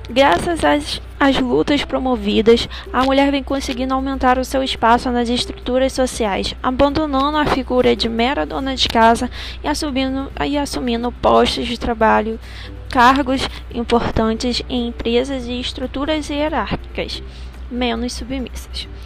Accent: Rio de Janeiro, Brazil; Eu sou do … de Campo Grande, Rio de Janeiro.

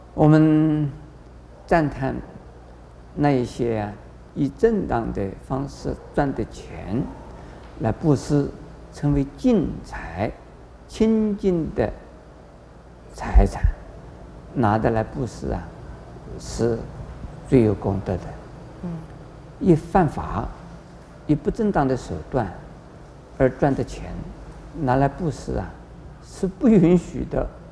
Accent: China; 我们中国人

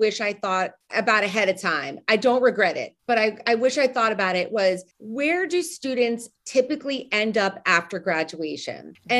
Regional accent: Northeast, United States; also born or lived in Nashville, Tennessee; So I'm from the Northeast. I went to school in the Southeast.

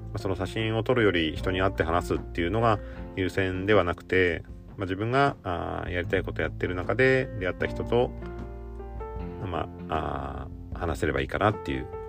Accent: Gifu, Japan; 岐阜県出身なんですけど

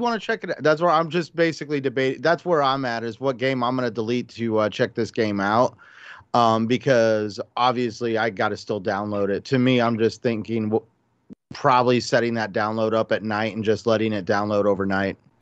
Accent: Albuquerque, New Mexico, United States; I grew up in Albuquerque near Kirkland Air Force Base

